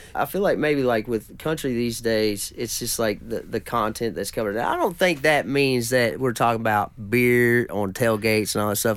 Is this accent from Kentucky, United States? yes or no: yes; Caneyville, Kentucky, United States; I'm from a little town called Caneyville, which is just right down the road from there